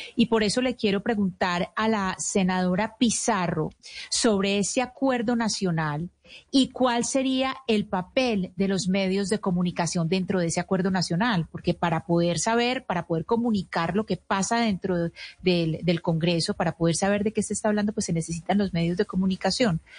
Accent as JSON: {"language": "Spanish", "country": "Colombia"}